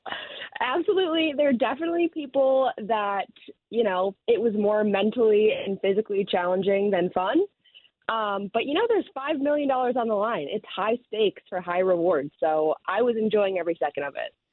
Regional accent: Chicago, Illinois, United States; also born or lived in Wicker Park, Chicago; I'm from the South Side, but living in the city now

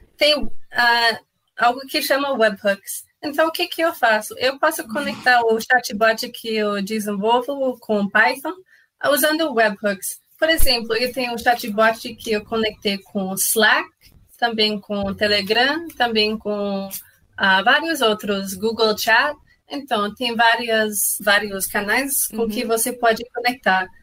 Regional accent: Canada; Portuguese is a second language; moved away; eu não sou brasileira. Ah, eu sou canadense, então, ah, sim, eu tenho um sotaque

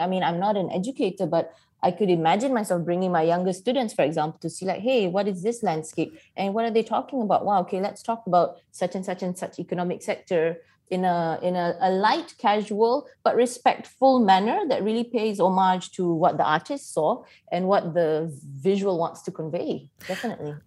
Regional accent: Malaysia; as a Malaysian

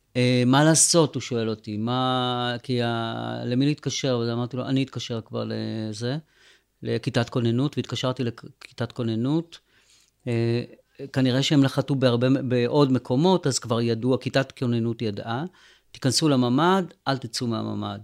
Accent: Sderot, Southern District, Israel; now in Netiv HaAsara, Israel; ובשדרות, אה, שזה ממש my hometown, כאילו זה עיר הולדתי

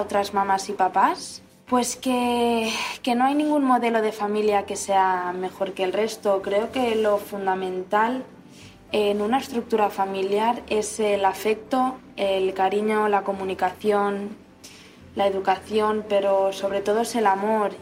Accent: Barcelona, Catalonia, Spain; soy de Barcelona

